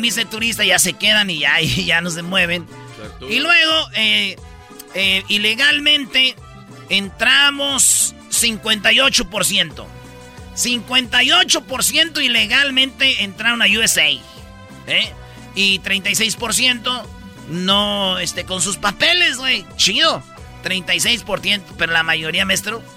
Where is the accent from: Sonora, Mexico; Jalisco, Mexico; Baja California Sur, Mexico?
Jalisco, Mexico; Tepatitlán; soy de Tepatitlán